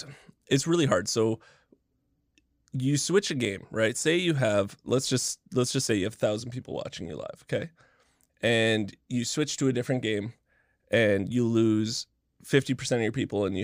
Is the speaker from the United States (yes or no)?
no; Canada; The gimmick is I'm Canadian.